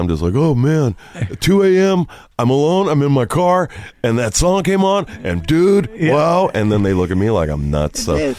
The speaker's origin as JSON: {"language": "English", "town": "Downey", "region": "California", "country": "United States", "said": "we're from Downey."}